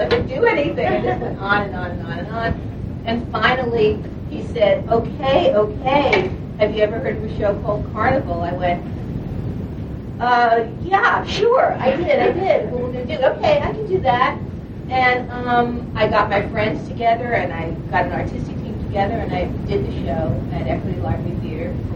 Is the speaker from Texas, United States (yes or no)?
no; New York, United States; I'm a New Yorker